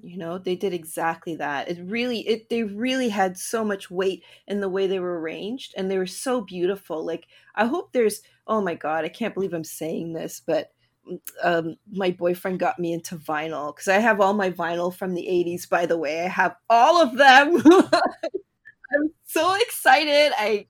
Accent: Canada; also born or lived in Toronto; I'm Canadian.

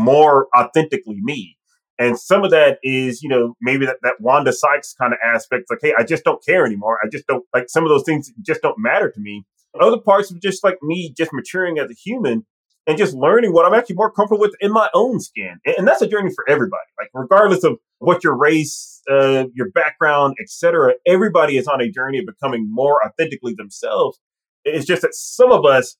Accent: Mississippi, United States; accent: Southern; I'm from Mississippi. I have an accent. And especially if I'm around other Mississippi folks or other people from the South, you will hear it come out

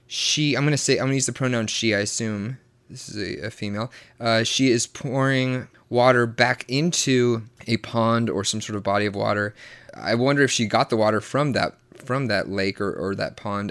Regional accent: the Bible Belt, Southern United States, United States; I was raised in the Bible Belt, extremely Southern Baptist

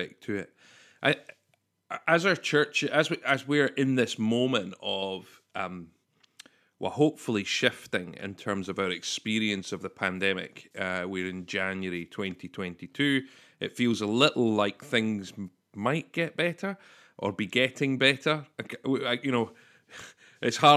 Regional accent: Scotland, United Kingdom; we're Scottish

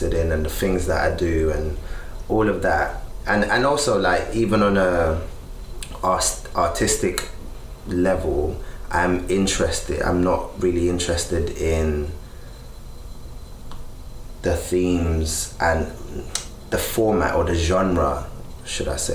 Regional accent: London, United Kingdom; growing up in Peckham

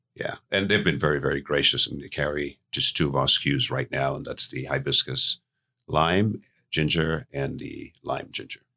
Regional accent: St. Lucia; moved away; I was born in Saint Lucia, which is where the business originated from

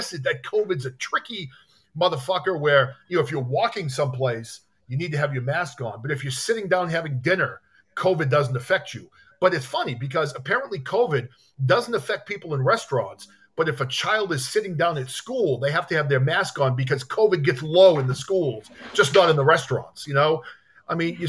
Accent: New Hampshire, United States; now in Massachusetts, United States; I grew up in New Hampshire, the Live Free or Date state

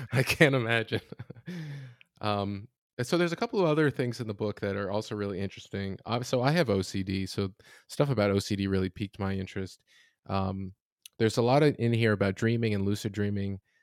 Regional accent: Florida, United States; I'm from Florida, it's very hot there

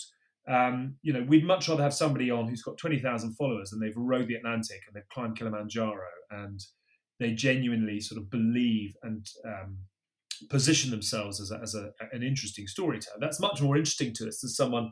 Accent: Bath, South West England, United Kingdom; I went and worked at my hometown club, which was Bath Rugby at the time.

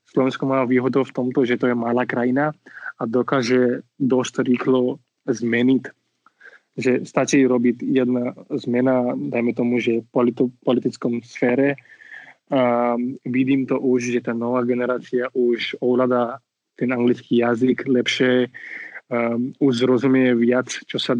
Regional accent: India; Slovak is a second language; moved away as an adult; also born or lived in Switzerland / London, England; now in Slovakia; ja milujem svoju krajinu, ja som rodený in, tam som vyrastal a milujem svoju krajinu a tak. A zároveň Slovensko no, som si vybral ako moja krajina, moje domov.

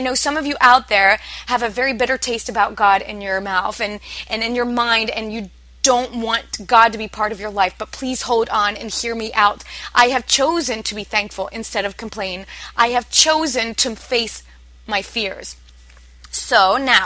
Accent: Midwest, United States; I come from the Midwest

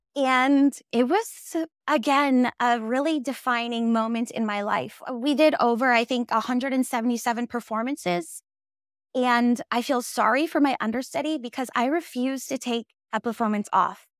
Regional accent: Minnesota, United States; moved away as an adult; also born or lived in New York City; now in Los Angeles, United States; I'm originally from Minnesota, went to school in New York City, and then moved to Los Angeles.

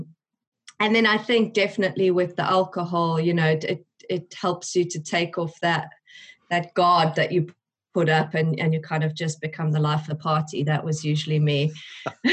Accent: South Africa; moved away as an adult; now in United Kingdom; I am originally from South Africa

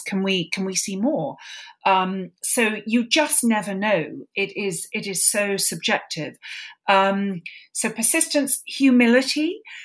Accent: London, United Kingdom; I grew up in London

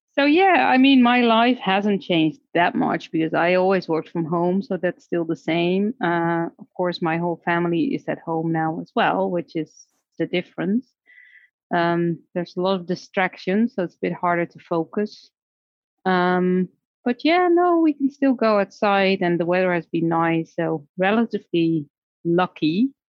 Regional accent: Netherlands; moved away as an adult; also born or lived in Mexico / Seattle; I was born in the Netherlands, and my career started there as a speech therapist

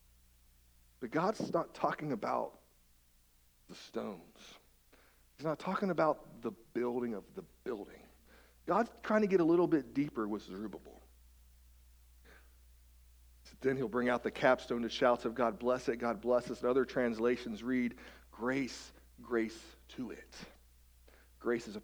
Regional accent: West Virginia, United States; now in Marysville, United States; I'm from West Virginia. I kind of grew up among the mountains, the hills, if you will.

